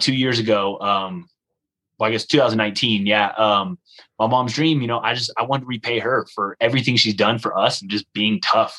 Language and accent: English; United States; I'm from America